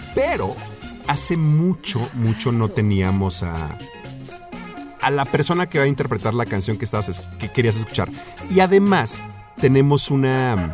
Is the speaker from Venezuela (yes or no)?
no; Mexico City, Mexico; moved away as an adult; also born or lived in Bellevue, Washington, United States; pues yo vengo del DF, ¿no?